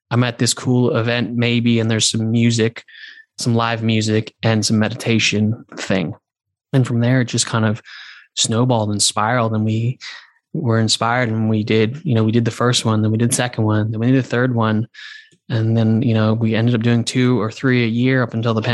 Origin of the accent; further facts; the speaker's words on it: London, United Kingdom; But I was also like from London. So I was like on the other side of the world.